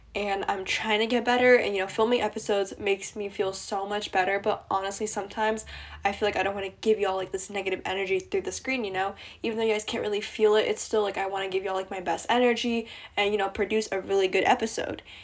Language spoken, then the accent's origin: English; East Coast of the US, United States; I'm from the East Coast of the U S